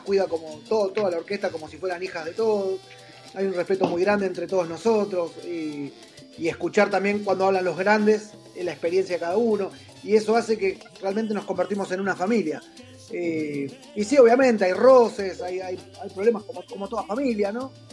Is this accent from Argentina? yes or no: yes; Argentina; accent: Argentine; somos argentinos